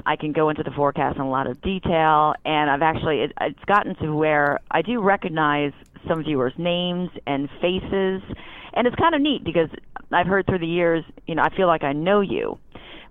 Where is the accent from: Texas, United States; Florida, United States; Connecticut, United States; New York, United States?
Connecticut, United States; Newtown; moved away as an adult; now in Philadelphia, United States; I was born and raised in Newtown, Connecticut.